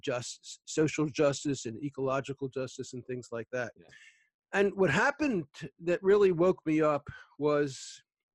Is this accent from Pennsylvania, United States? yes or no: yes; Philadelphia, Pennsylvania, United States; I grew up in Philly. I'm in the Philly suburbs now